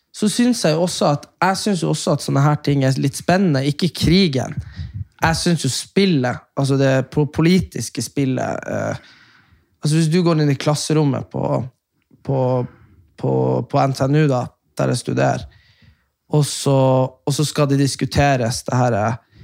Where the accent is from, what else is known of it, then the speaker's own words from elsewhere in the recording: Norway; som nordmann